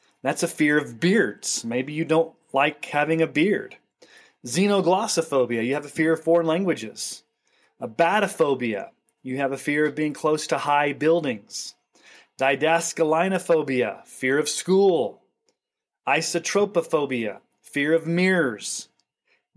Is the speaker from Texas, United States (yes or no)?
yes; Texas, United States; When I was a kid and I was growing up in Texas